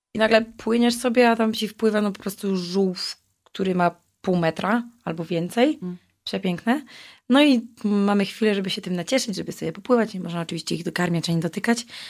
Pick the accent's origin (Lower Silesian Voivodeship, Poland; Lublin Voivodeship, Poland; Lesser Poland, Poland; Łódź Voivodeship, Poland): Lower Silesian Voivodeship, Poland; Wrocław; Ja wysyłałam z Wrocławia, jako że jestem z tego miasta